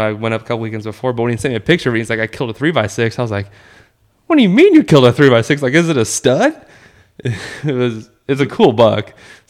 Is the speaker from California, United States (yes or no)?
yes; Red Bluff, California, United States; I live like right in the middle. I'm from Red Bluff.